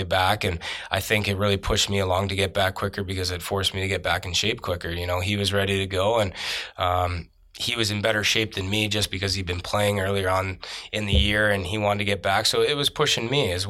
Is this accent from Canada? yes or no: yes; Canada; being Canadian